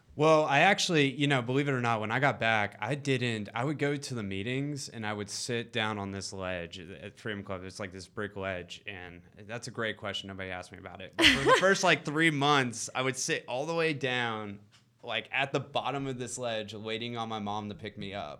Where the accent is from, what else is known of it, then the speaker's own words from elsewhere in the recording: East Cobb, Georgia, United States; Grew up in East Cobb